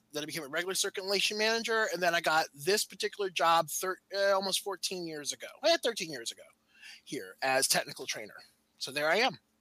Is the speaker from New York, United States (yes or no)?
yes; New York, United States; moved away as an adult; now in Maryland, United States; I'm originally from New York